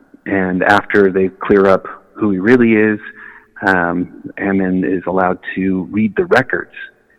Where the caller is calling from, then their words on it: India; I'm here in India.